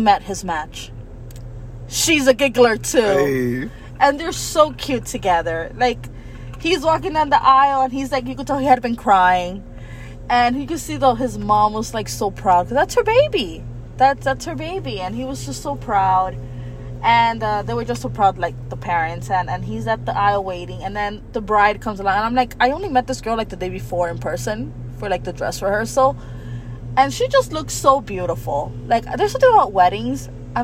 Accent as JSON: {"language": "English", "town": "Miami", "region": "Florida", "country": "United States", "accent": "Miami accent", "said": "we're from Miami"}